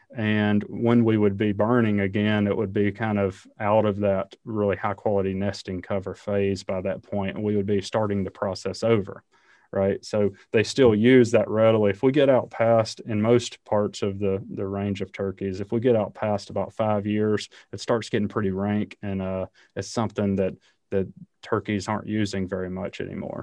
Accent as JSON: {"language": "English", "region": "the South", "country": "United States", "tie": "born or raised there", "said": "I grew up in the South, hunting and fishing"}